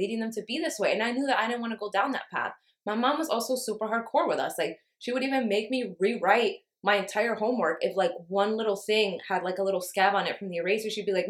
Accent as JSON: {"language": "English", "town": "New York City", "region": "New York", "country": "United States", "tie": "born or raised there", "said": "I grew up in Harlem."}